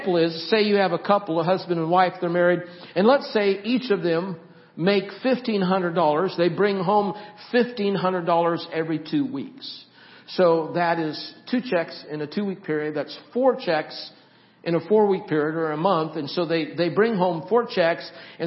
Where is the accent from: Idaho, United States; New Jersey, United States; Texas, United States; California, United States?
Idaho, United States; Nampa; moved away; This is Nampa. I grew up in Nampa.